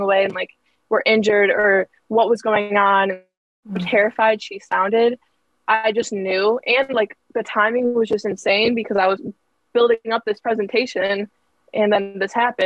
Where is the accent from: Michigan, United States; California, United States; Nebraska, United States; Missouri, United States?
Michigan, United States; right outside of Detroit; moved away as an adult; now in Ohio, United States; But I am from like right outside of Detroit.